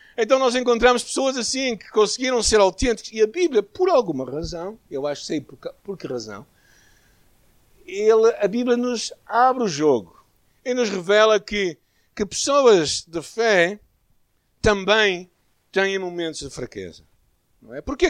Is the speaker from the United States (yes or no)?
no; Porto, Norte, Portugal; a nossa primeira igreja aqui na cidade do Porto, a igreja onde eu cresci